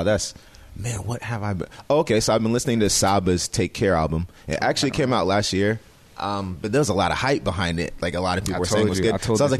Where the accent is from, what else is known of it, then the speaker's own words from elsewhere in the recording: Nigeria; Yeah, so we're Nigerian. So we grew up on a lot of Afrobeat stuff.